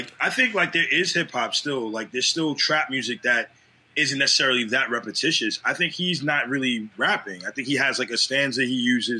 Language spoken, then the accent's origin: English; New York, United States; being a New Yorker, I don't know if we felt that way.